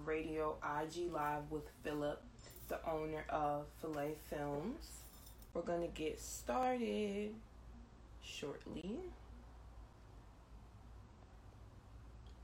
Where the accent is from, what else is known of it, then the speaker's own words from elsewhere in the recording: New Jersey, United States; I'm from the East Coast. I'm from North Jersey.